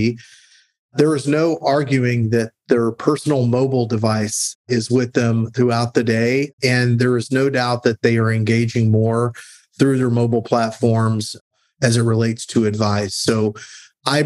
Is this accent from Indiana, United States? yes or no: no; San Antonio, Texas, United States; I grew up in San Antonio, Texas